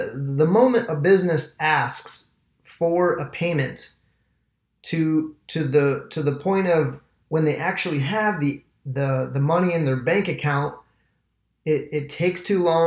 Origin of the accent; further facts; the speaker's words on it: Michigan, United States; moved away as an adult; now in Tampa, United States; I'm an entrepreneur out of Tampa, Florida. I've been here for about 10 years. I'm from Michigan originally.